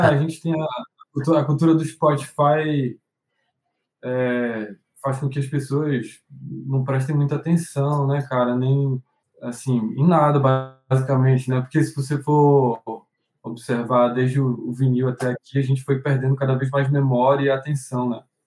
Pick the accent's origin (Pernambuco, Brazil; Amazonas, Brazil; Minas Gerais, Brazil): Amazonas, Brazil; Manaus; a gente vinha de Manaus